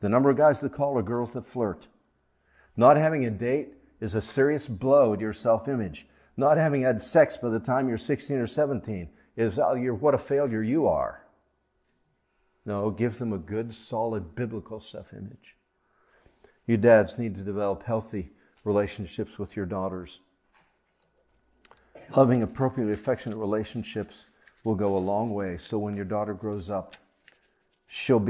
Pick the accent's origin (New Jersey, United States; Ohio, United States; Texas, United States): Ohio, United States; I grew up in Ohio